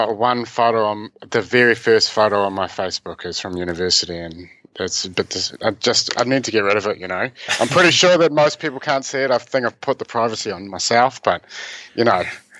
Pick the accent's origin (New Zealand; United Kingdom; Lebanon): New Zealand; Whangarei, Northland; moved away as an adult; also born or lived in Dunedin / Okinawa, Japan / Wellington; I was born in Whangarei, I guess.